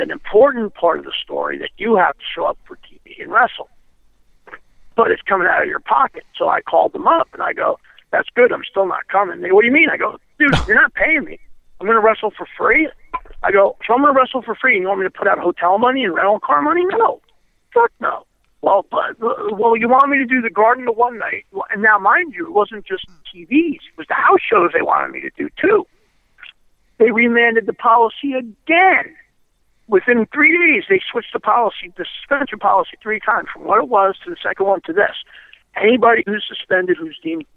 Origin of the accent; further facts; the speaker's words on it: Toms River, New Jersey, United States; Tom's River, which is my hometown